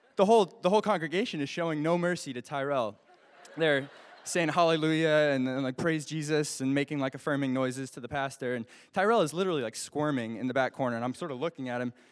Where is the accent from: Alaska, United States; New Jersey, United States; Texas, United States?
Alaska, United States; I'm from Alaska